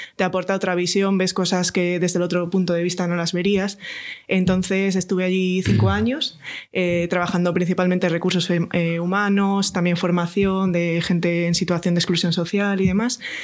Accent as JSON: {"language": "Spanish", "town": "Astorga", "region": "Castile and León", "country": "Spain", "said": "yo soy de Astorga, eh, leonesa de pura cepa"}